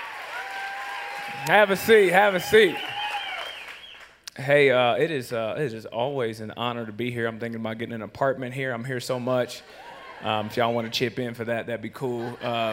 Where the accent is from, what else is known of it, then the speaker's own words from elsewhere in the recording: Rockford, Illinois, United States; growing up in Rockford